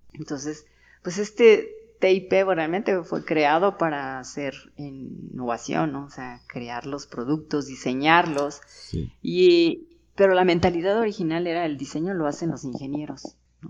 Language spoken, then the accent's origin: Spanish; Mexico City, Mexico; now in Querétaro, Mexico; Yo nací en la Ciudad de México